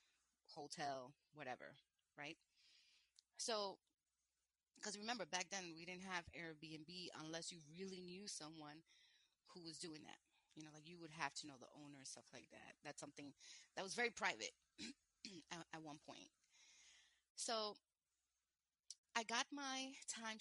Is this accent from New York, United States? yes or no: yes; New York City, New York, United States; I'm from New York and a single mom